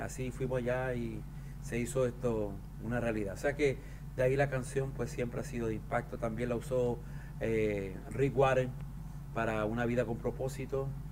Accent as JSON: {"language": "Spanish", "region": "southern Chile", "country": "Chile", "tie": "born or raised there", "said": "en los barrios donde yo nací, donde me crié en Chile. Yo nací en una región muy al sur de Chile"}